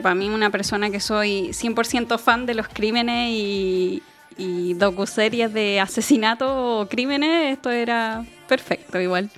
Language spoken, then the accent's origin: Spanish; Chile